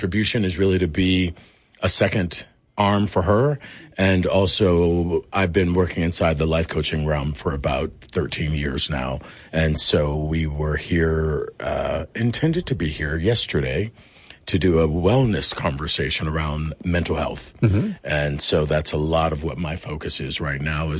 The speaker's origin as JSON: {"language": "English", "town": "Chicago", "region": "Illinois", "country": "United States", "moved": "yes", "lives_now": "Los Angeles, United States", "said": "from Chicago, Illinois. I live in Los Angeles"}